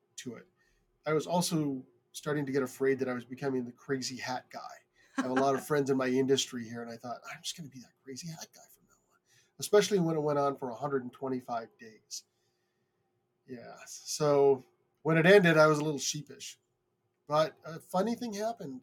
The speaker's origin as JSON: {"language": "English", "country": "Canada", "tie": "born or raised there", "also_born_or_lived": "United States", "said": "I moved to Canada from the United States when I was 8 years old."}